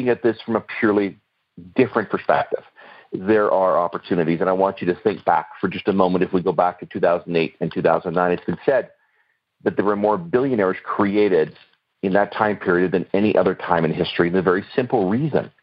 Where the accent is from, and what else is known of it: Canada